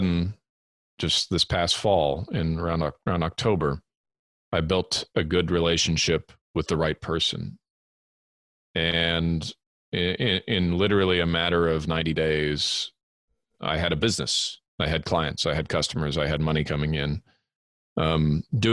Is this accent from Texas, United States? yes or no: no; Southern California, United States; moved away as an adult; also born or lived in Edmonton, Alberta, Canada / England; I was born in Edmonton, Alberta, in Canada, grew up there for the first 8 years of my life. And then we emigrated to Southern California, where I lived the following 13